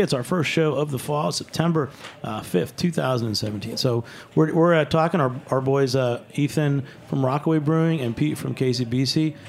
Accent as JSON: {"language": "English", "town": "Freiburg", "region": "Baden-Württemberg", "country": "Germany", "second_language": "English", "said": "I ran into a guy last week at a festival. I'm from Freiburg, and I had that brain thing where I'm like, you mean that's in Franconia?"}